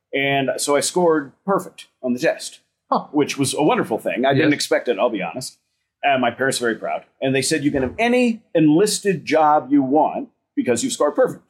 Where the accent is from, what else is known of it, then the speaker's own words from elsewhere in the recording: Jacksonville, Skokie, Illinois, United States; now in Ohio, United States; I was brought up in Jacksonville, Illinois, which is a small farm town center of the state, as well as Skokie, Illinois, which is a northern suburb of Chicago. And I spent my childhood in both places.